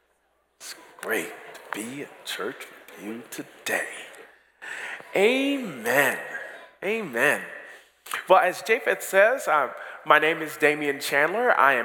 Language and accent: English; Barbados; also born or lived in Toronto, Canada; And before that, we were in Toronto, Canada, where we are originally from. But after that, I grew up in Barbados, so I've kind of been all over the world.